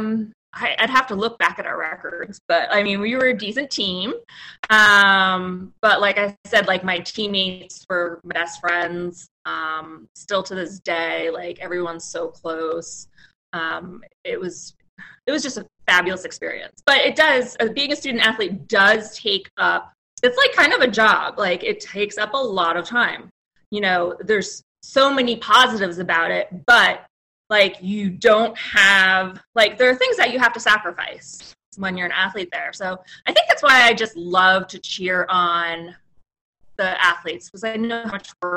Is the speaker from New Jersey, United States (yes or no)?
yes; New Jersey, United States; I'm from New Jersey